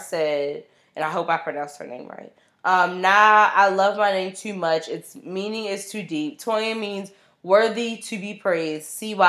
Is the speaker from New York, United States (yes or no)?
yes; Brooklyn, New York, United States; I don't know what I was thinking, but I grew up in Brooklyn, and I felt like Jennifer had edge.